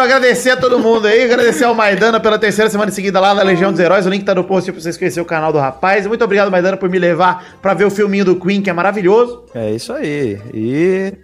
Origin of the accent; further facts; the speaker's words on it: Rio Grande do Sul, Brazil; moved away; also born or lived in Bahia; Eu nasci no Rio Grande do Sul